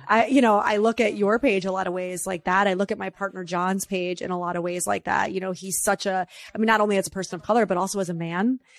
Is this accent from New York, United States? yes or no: yes; New York, United States; me as a New Yorker therapist